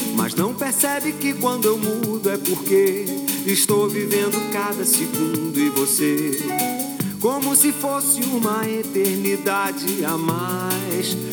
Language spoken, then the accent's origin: Portuguese; São Sebastião, São Paulo, Brazil; as histórias dos caiçaras aqui da minha terra